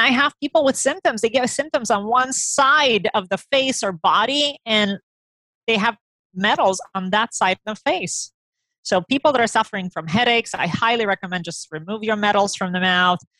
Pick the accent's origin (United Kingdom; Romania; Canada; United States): Romania; moved away; I grew up in Romania